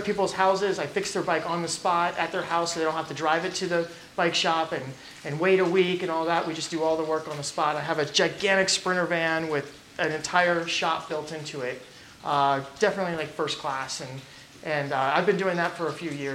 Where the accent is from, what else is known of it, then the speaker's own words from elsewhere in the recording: Virginia, United States; moved away as an adult; now in Portland, United States; we're from the South.